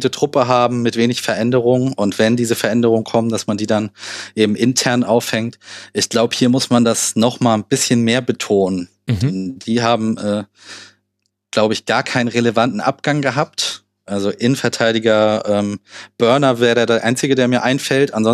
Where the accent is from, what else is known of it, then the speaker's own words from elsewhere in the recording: Hamburg, Germany; da gucke ich als Hamburger natürlich auch drauf.